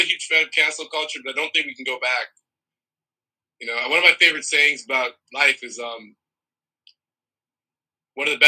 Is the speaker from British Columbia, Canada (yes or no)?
no; Toronto, Ontario, Canada; born or raised there; also born or lived in Trinidad and Tobago / Brooklyn, New York City